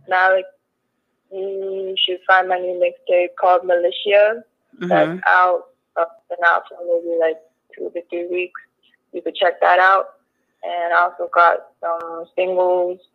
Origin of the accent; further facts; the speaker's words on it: Hong Kong; I'm in Hong Kong. I'm from Hong Kong. I live in Hong Kong